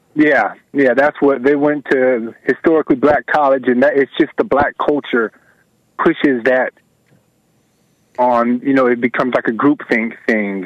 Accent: Atlanta, Georgia, United States; I am from Atlanta.

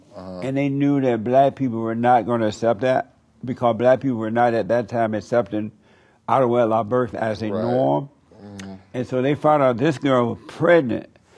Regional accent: Alabama, United States; Right. I grew up in Alabama.

